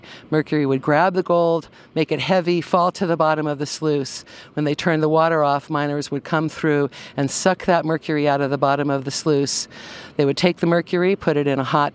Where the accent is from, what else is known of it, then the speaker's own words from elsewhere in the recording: Concord, California, United States; also born or lived in Penn Valley, Nevada County, California; I was raised in Concord, California on a walnut farm